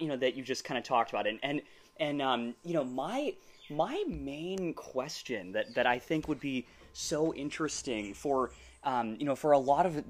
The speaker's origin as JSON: {"language": "English", "town": "Boston", "region": "Massachusetts", "country": "United States", "moved": "yes", "said": "I'm originally from Boston"}